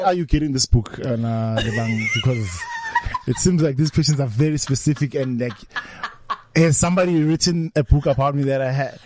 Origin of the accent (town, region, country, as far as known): Vosloorus, Gauteng, South Africa